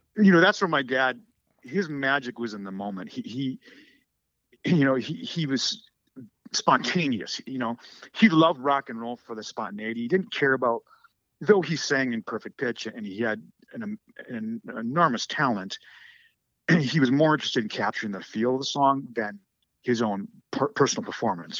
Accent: United States; I am American

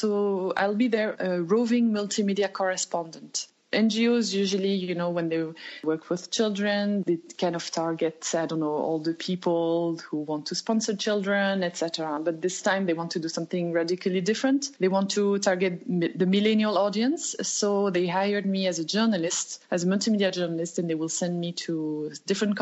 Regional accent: Loudun, Nouvelle-Aquitaine, France; moved away as an adult; also born or lived in Poitiers / Beijing / Turkey; I'm from France. I come from the central west of France. My hometown is called Loudun.

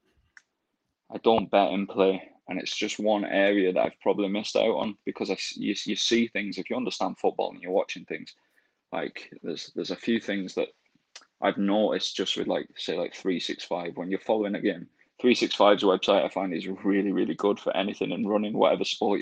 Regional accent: Rochdale, North West England, United Kingdom; moved away; I'm from Rochdale and I'm a big Rochdale fan

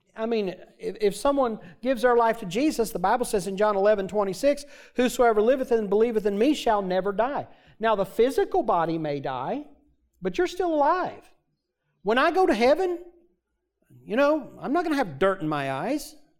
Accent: United States; also born or lived in Michigan; I grew up in Missouri and Arkansas states away from my entire family

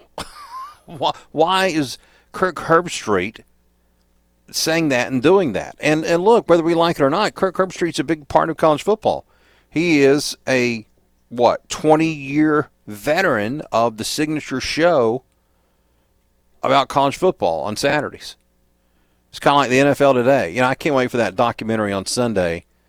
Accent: Waycross, Georgia, United States; I'm from Waycross

